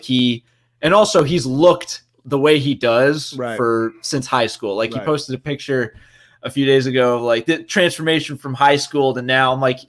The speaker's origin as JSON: {"language": "English", "region": "New Jersey", "country": "United States", "said": "I'm also from Jersey. My whole family is from Jersey originally."}